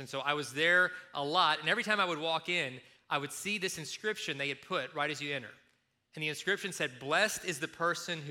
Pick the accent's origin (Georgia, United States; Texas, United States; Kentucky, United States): Kentucky, United States; moved away; when I was growing up in Kentucky